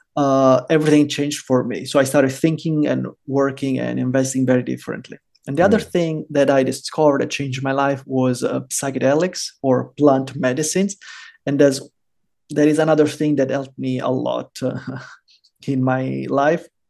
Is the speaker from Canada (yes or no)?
no; Rome, Lazio, Italy; moved away as an adult; also born or lived in Germany / Norway / Florida, United States / Portugal; now in El Salvador; i was born and raised in rome